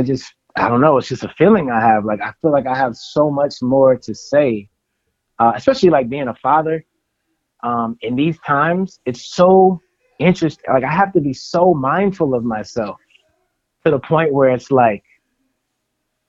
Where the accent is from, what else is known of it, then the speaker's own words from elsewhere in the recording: the Bay Area, California, United States; I'm from the Bay Area